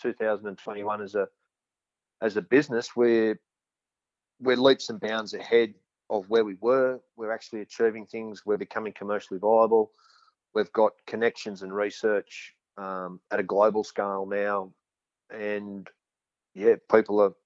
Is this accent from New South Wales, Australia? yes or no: yes; central west New South Wales, Australia; I'm actually originally from a cotton farm in central west New South Wales